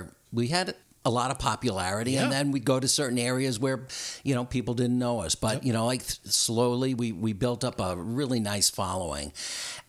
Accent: Long Island, New York, United States; moved away; also born or lived in Connecticut; I was a kid from Long Island

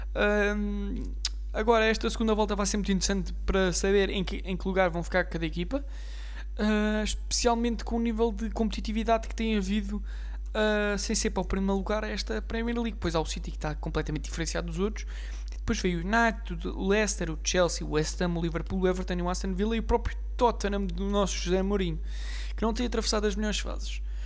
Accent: Portugal; Eu, como português

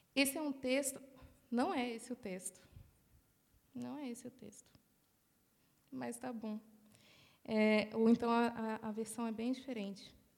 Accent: Brazil; now in Australia

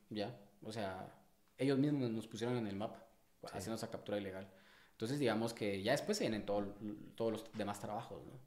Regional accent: Guatemala City, Guatemala Department, Guatemala; yo nací y me cri, y me crié y crecí en el Paraíso dos de la zona dieciocho

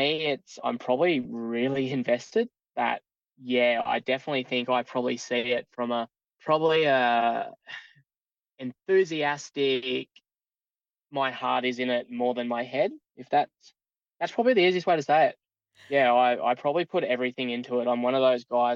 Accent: Toowoomba, Queensland, Australia; I'm a born and bred Toowoomba boy. So lived in Toowoomba now 31 years. Haven't left

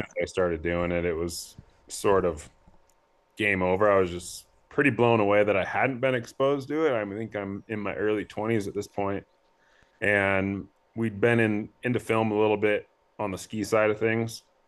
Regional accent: Coeur d'Alene, Idaho, United States; moved away as an adult; also born or lived in Bozeman, Montana / Missoula, Montana; I grew up in North Idaho, Coeur d'Alene, Post Falls area

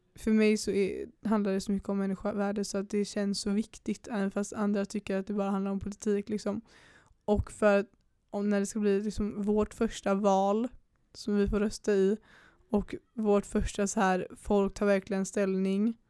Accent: Pennygången, Västra Götaland, Sweden; jag är uppväxt på Pennygången

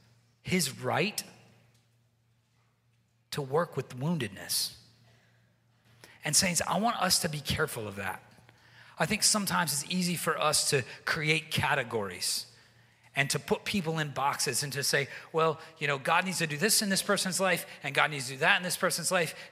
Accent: the South, United States; moved away as an adult; I'm from the South, and in the South, people kind of like never stop eating

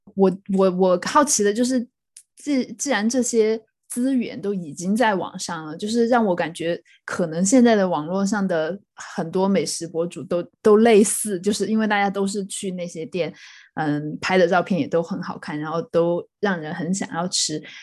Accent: Sichuan, China; also born or lived in Chongqing / Hong Kong; now in United Kingdom; 我跟李天和都是四川出生，后来在重庆念书的人

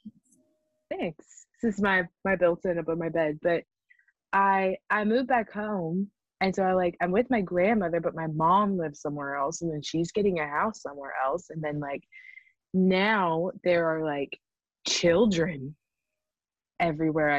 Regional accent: Mississippi, United States; born or raised there; moved away as an adult

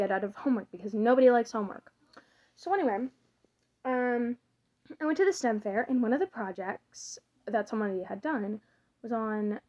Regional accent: the southern United States, United States; So, I was born in America, in one of the southern states.

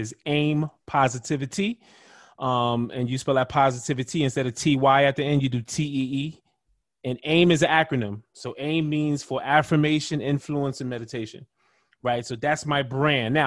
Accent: New York City, New York, United States; now in Phoenix, United States; Where I'm from Brooklyn, New York

